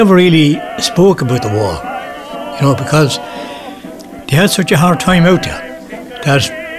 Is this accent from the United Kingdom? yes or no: no; Radfaden Villas, Munster, Ireland; Well, I come from Radfaden Villas, and we lived in ex-soldier houses